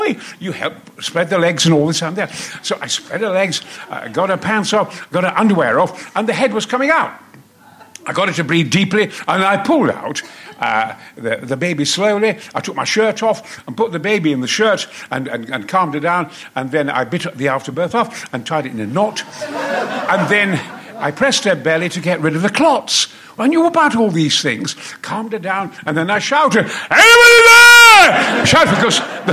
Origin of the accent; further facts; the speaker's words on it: Goldthorpe, Yorkshire and the Humber, United Kingdom; also born or lived in Mexborough; I'm the son of a coal miner in Goldthorpe. I was born in Mexborough, lived in Goldthorpe, Probert Avenue